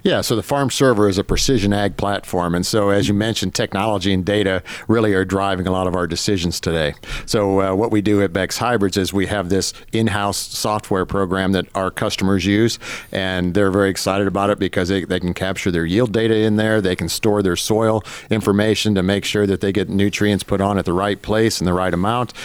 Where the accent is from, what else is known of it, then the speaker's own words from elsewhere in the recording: Northwest Ohio, United States; moved away; up in Northwest Ohio, so on a very small grain farm.